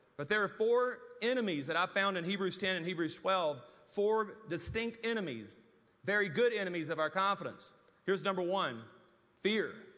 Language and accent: English; Louisiana, United States; moved away as an adult; now in Amarillo, United States; I was living in Amarillo, Texas, and was really homesick to go back to Louisiana